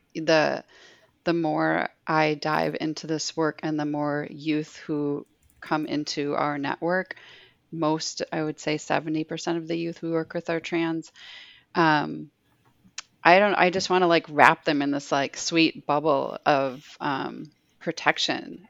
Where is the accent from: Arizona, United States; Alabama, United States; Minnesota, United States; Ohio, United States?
Minnesota, United States; Minneapolis; also born or lived in Bismarck, North Dakota; we moved from Bismarck, North Dakota, where it wasn't very easy or safe to be out, um, nor were there just job opportunities and a lot of other factors. But we moved to Minneapolis, um, and so during the 90s, I grew up with this like crew of of lesbians